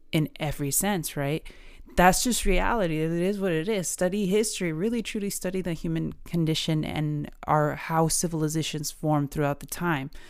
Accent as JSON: {"language": "English", "country": "United States", "tie": "born or raised there", "said": "I'm Mexican and I was born in America. What am I? Mexican-American"}